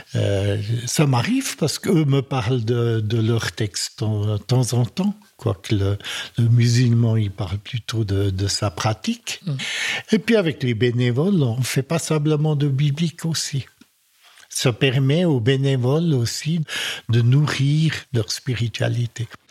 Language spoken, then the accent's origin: French; French-speaking Switzerland, Romandy, Switzerland; je suis un Suisse-Allemand qui, euh, dès sa tendre enfance, habité en Suisse romande